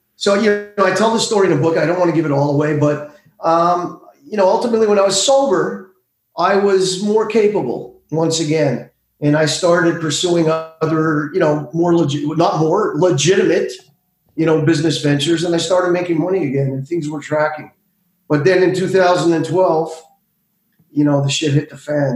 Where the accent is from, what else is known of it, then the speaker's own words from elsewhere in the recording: Montreal, Quebec, Canada; I grew up in Montreal